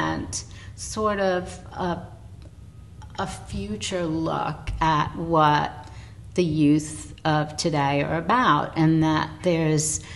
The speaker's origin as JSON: {"language": "English", "town": "New York City", "region": "New York", "country": "United States", "tie": "born or raised there", "said": "We grew up in the same neighborhood"}